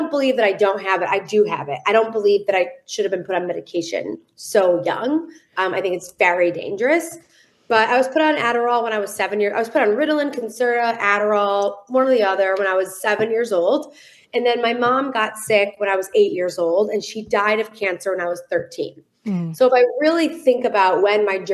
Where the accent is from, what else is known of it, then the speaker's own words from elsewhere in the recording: Detroit, Michigan, United States; I am from Detroit, Michigan